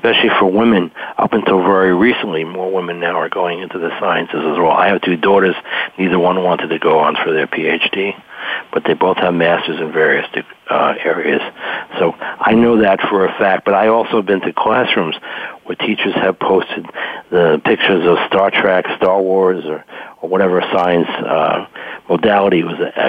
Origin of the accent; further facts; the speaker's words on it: New York, United States; now in Maryland, United States; I'm originally from New York